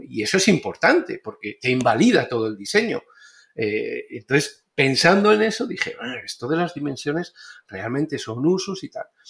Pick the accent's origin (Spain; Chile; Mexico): Spain; moved away as an adult; also born or lived in Béjar, Salamanca, Spain; now in Panama; soy español, arquitecto